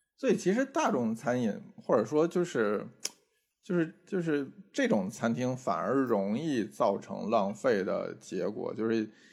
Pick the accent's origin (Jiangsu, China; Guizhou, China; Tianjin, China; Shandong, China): Tianjin, China; moved away; 我有的时候周末会回天津